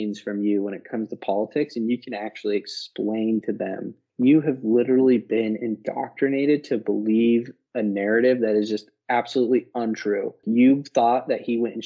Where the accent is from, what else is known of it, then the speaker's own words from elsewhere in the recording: Utah, United States; also born or lived in Las Vegas; now in Arizona, United States; we're both from Utah, but now we live in different states